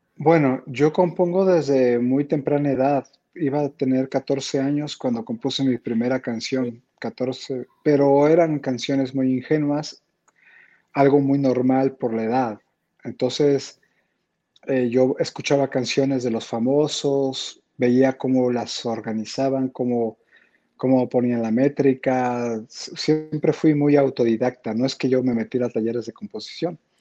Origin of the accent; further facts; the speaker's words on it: San Cristóbal de las Casas, Chiapas, Mexico; moved away; also born or lived in Tijuana; yo crecí en San Cristóbal